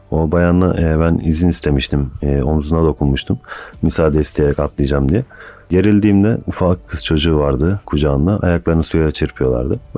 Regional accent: Istanbul, Turkey; born there; 1989 İstanbul doğumluyum. Aslen Karamanlıyım.

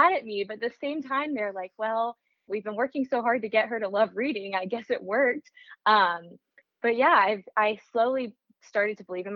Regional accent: Frisco, Texas, United States; I grew up in Frisco, Texas

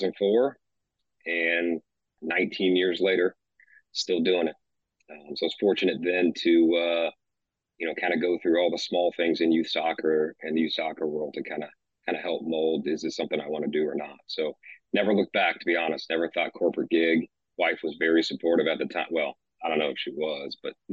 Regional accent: Kennesaw, Georgia, United States; now in Kansas City, United States; I grew up in a small town called Kennesaw, Georgia, northwest of Atlanta.

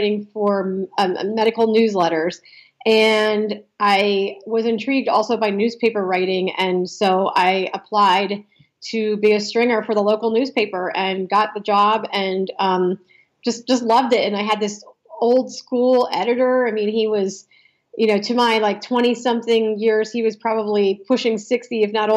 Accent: Ohio, United States; moved away as an adult; also born or lived in Philadelphia area; I grew up in Ohio

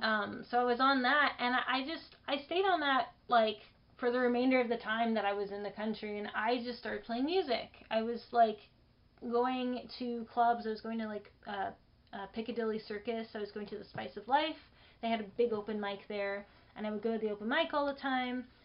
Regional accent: Los Angeles, California, United States; I was born in Los Angeles. So this is my hometown.

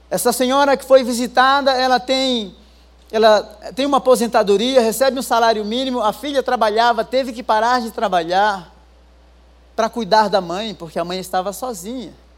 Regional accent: Rio Grande do Norte, Brazil; also born or lived in interior of São Paulo / England; now in São Paulo, Brazil; Eu não sou daqui, eu sou lá do Rio Grande do Norte, lá das cabeceiras, né? Morei 10 anos no interior de São Paulo, depois morei 10 anos na Europa.

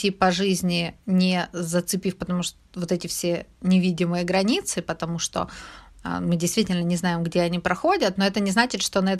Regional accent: Ukraine; Ведь мы же каждый день не ходим и не говорим «я украинка» или «я украинец»

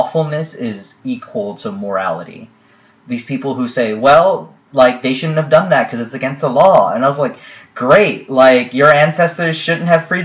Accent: United States; I'm still an American

